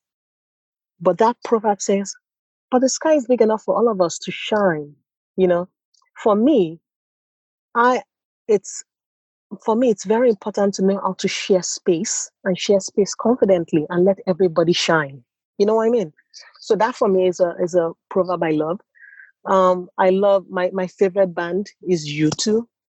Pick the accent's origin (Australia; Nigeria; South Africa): Nigeria; accent: Nigerian; moved away as an adult; also born or lived in United States; now in Stockholm, Sweden; my accent is very Nigerian, and I grew up in Nigeria.